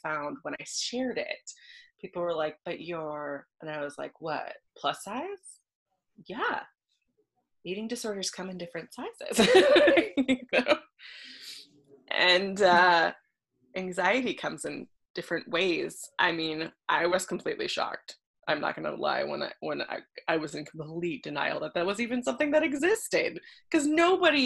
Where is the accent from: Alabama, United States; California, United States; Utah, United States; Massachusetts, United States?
California, United States; Los Angeles; I grew up in Los Angeles and I started acting at a very young age